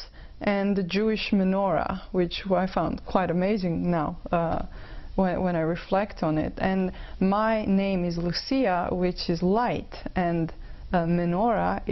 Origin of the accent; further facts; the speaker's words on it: Croatia; now in Vancouver, Canada; I was born in Croatia, which is a beautiful country, and it is, I'd say, 99% Catholic. We are traditional Catholics